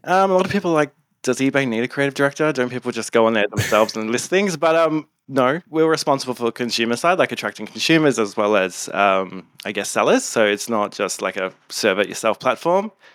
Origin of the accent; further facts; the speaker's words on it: Gold Coast, Queensland, Australia; also born or lived in Townsville; now in Sydney, Australia; I am originally from the Gold Coast. I'm a gold, gold, Goldie, Australia.